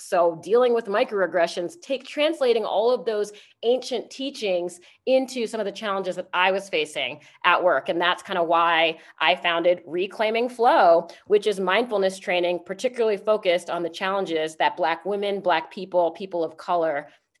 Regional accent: Washington, District of Columbia, United States; So I grew up in Washington, D.C. I am the child of immigrants. My mother is from the Philippines, and my father is from Panama. However, I am, Blasian, Afro-Latina.

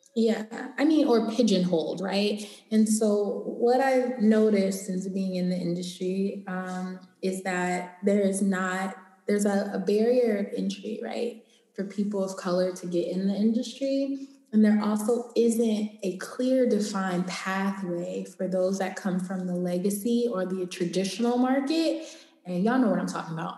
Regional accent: Los Angeles, California, United States; I'm from Los Angeles. I live here.

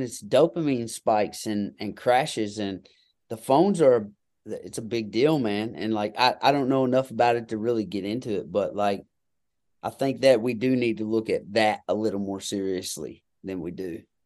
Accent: Kentucky, United States; I'm just a good old boy hillbilly from Kentucky

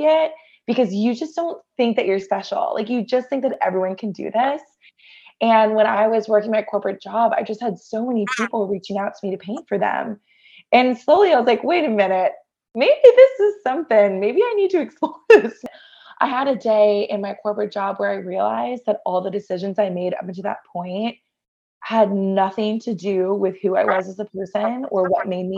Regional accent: Augusta, Georgia, United States; moved away as an adult; also born or lived in Atlanta, Georgia; now in New York City, United States; I grew up in Augusta, went to Georgia Tech

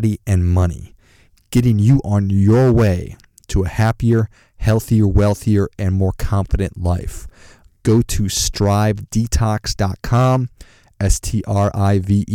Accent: Duluth, Minnesota, United States; I'm from Duluth, Minnesota

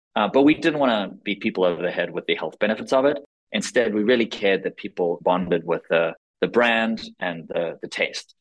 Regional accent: South Africa; also born or lived in Israel; now in United States; I was born in Israel, grew up in South Africa, moved to the States in 2002

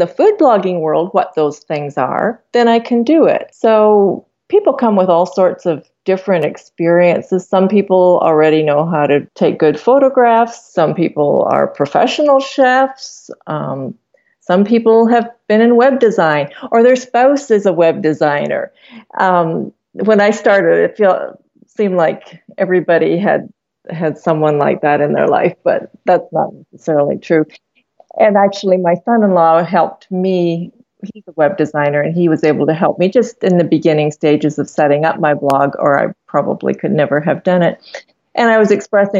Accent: Canada; my husband and I were both born and raised in Canada

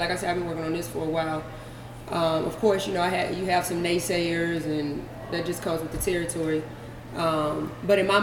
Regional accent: Charlotte, North Carolina, United States; I'm from Charlotte.

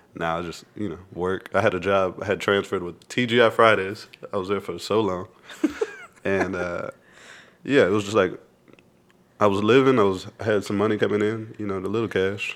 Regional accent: Lubbock, Texas, United States; moved away as an adult; now in Austin, United States; I grew up in Lubbock

